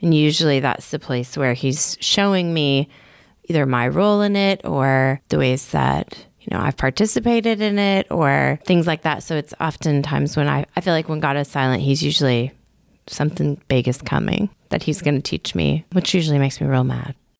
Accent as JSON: {"language": "English", "region": "Michigan", "country": "United States", "tie": "born or raised there", "also_born_or_lived": "Haiti", "moved": "as an adult", "lives_now": "Augusta, United States", "said": "I grew up in Michigan, but also in a pretty conservative church"}